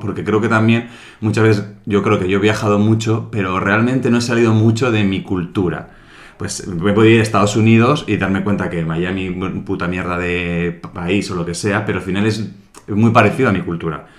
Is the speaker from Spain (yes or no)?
yes; Santa Águeda, Soria, Castile and León, Spain; moved away; en mi pueblo pues de... En el pueblo de mm, Santa Águeda sabes de Soria